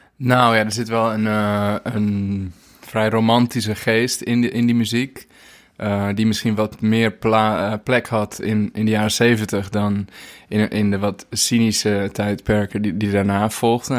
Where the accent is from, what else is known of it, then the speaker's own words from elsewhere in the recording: Zwaag, North Holland, Netherlands; moved away as an adult; also born or lived in Hoogeveen, Drenthe; now in Portugal; ik ben geboren in Hogeveen in Drenthe. Maar ik ben verhuisd toen ik uh, jaar vijf was. En opgegroeid in Zwaag